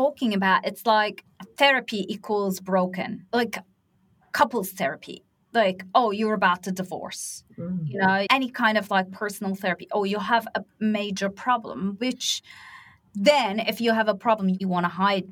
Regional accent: Turkey; moved away; I'm from Turkey

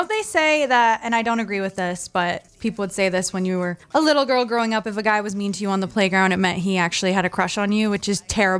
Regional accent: Maine, United States; But so I grew up obviously in Maine

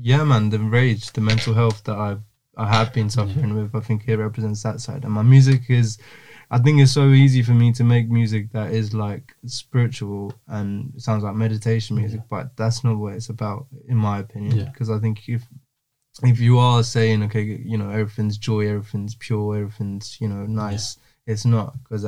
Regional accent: Jaffna, Northern Province, Sri Lanka; in Jaffna, for example, my hometown, where it's not really a thing that happens.

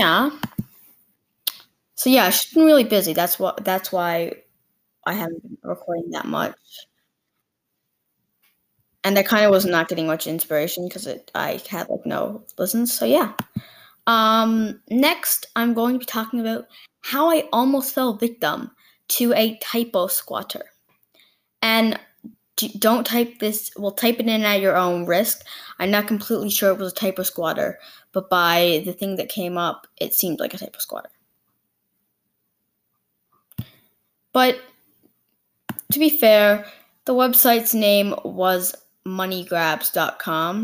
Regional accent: Canada; I'm Canadian

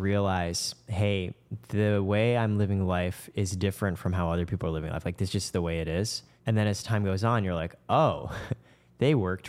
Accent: Canada; My parents are from Shanghai. I grew up initially in Canada.

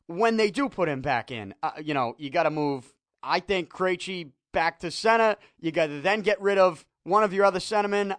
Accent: Boston, Massachusetts, United States; now I'm from Salty

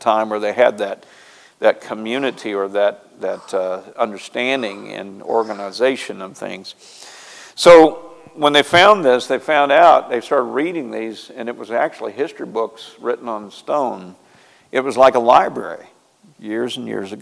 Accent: near Marshfield, Missouri, United States; moved away; I know exactly where that's at. Close to my hometown

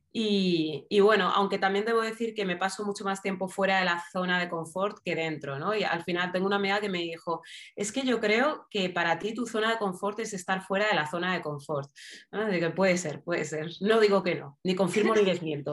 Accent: Madrid, Community of Madrid, Spain; now in Alcorcón, Spain; nací en 1981, soy, eh, nací en Madrid, eh, vivo en Alcorcón

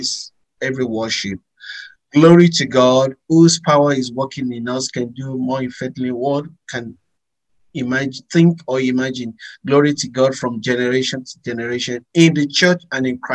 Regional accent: Abeokuta, Ogun State, Nigeria; born in Nigeria, Western Nigeria, from a town called Abeokuta. Meaning means of the city, a city under the rock, because once you enter the city, you see rocks everywhere, and there is a symbol to that. So I grew up there.

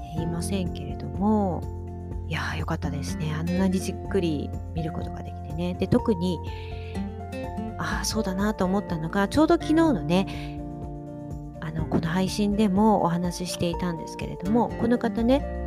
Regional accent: Shiga, Japan; moved away; 私の実家にある滋賀の方

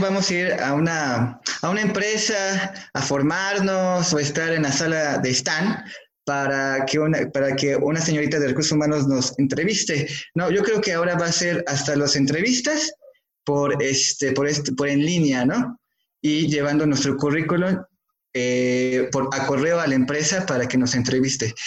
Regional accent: Mexico; como mexicanos

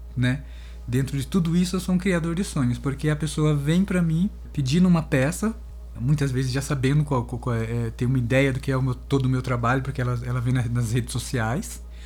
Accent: Sorocaba, São Paulo, Brazil; moved away as an adult; now in Campinas, Brazil; eu sou de Sorocaba, né? Mas eu tô em Campinas já faz, sei lá, uns 28 anos mais ou menos

